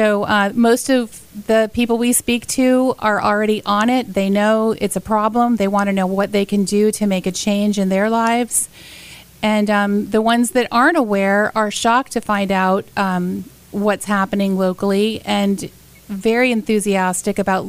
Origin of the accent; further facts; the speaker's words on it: Sarasota, Florida, United States; I grew up in Sarasota, have always enjoyed the beaches and the pristine waterways, and raised my kids here.